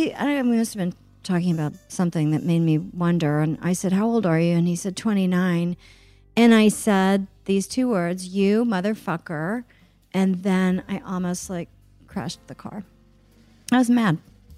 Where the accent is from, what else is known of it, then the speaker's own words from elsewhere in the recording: Oklahoma City, Oklahoma, United States; even though I grew up in Oklahoma City, which is a, you know, big city.